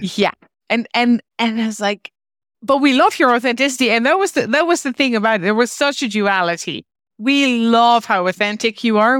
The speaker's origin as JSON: {"language": "English", "country": "Netherlands", "moved": "as an adult", "lives_now": "Ireland", "said": "I moved from the Netherlands. As I mentioned, I'm originally Dutch"}